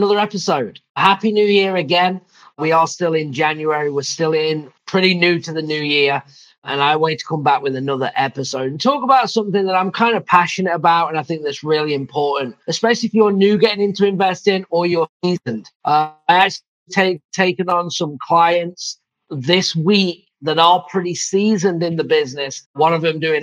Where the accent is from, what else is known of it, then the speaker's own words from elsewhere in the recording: England, United Kingdom; also born or lived in Phoenix / Michigan; now in Savannah, Georgia, United States; I'm from England